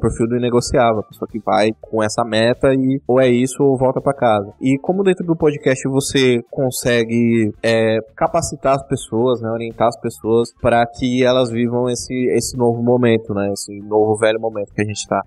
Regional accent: São Paulo, Brazil; Eu sou da Zona Leste de São Paulo

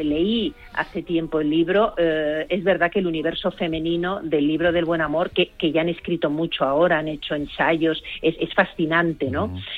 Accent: Catalonia, Spain; moved away; also born or lived in Hita, Guadalajara; yo soy una catalana, o sea, yo me reconozco catalana de corazón alcarreño

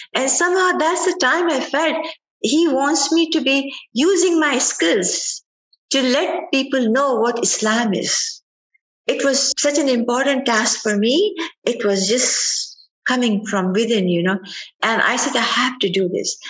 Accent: Ajmer, Rajasthan, India; now in United States; I was growing up in Ajmer, Ajmer is a city in Rajasthan

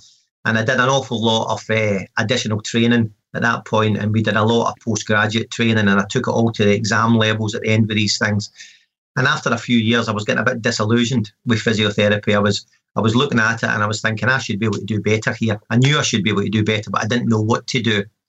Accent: Glasgow, Scotland, United Kingdom; also born or lived in Perth, Scotland; I am actually from Glasgow originally. I presently live in Perth and I work in Dundee up in the northeast of Scotland in an NHS setting.

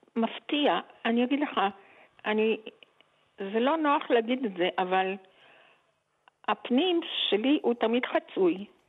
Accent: Geva, Northern District, Israel; also born or lived in Jerusalem; אני גרתי בגבע. כלומר, עברנו מירושלים לגבע כשאבא שלי נפטר

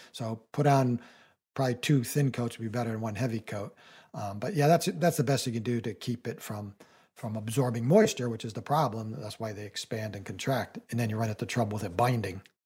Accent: New England, United States; I live in New England and I grew up in New England

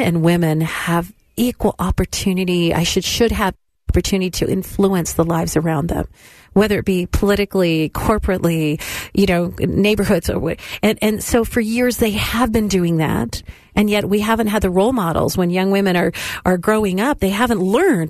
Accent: California, United States; I'm from the West as well, California schools.

